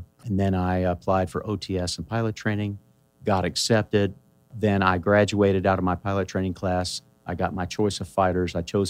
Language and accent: English; between Hot Springs and Benton, Arkansas, United States; Between Hot Springs and Benton, Arkansas.